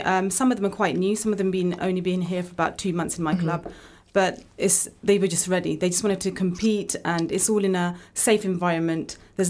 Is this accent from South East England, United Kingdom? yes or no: no; Bournemouth, South West England, United Kingdom; now in Luton, United Kingdom; Growing up in Bournemouth, there was a lot of non-Muslims. I grew up with a lot of non-Muslims. So it was nice to move to Luton and get used to a different kind of environment as well.